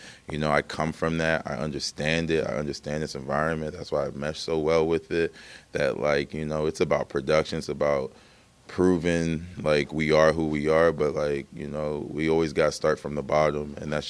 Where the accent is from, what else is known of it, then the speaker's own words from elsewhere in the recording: Hamilton, Ontario, Canada; sometimes I go down in Toronto, like, where are you from? And I just, like, I'm from Hamilton.